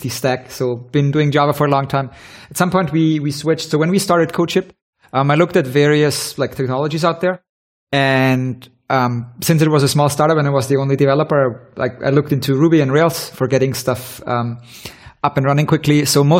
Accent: Vienna, Austria; I'm originally from Vienna, and went to university here.

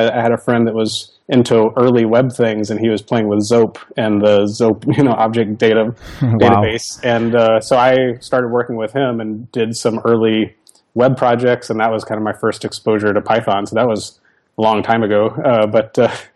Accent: Arkansas, United States; I grew up in Arkansas

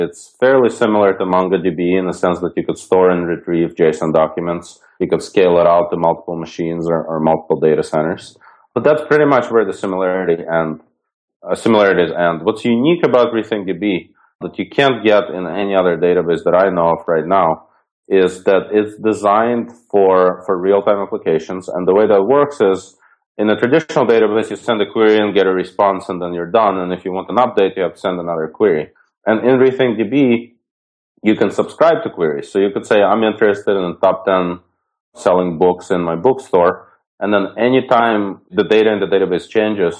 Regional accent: Ukraine; moved away; I was born in Ukraine, and when I was maybe 7 or 8 years old, my parents got me a machine called ZX Spectrum

